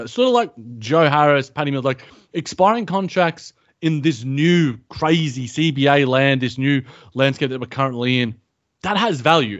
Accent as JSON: {"language": "English", "country": "Australia", "said": "as an Australian"}